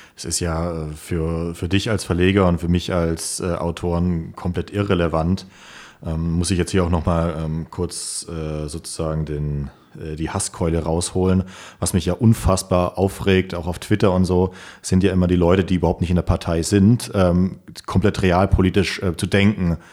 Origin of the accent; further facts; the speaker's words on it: Germany; für uns Deutsche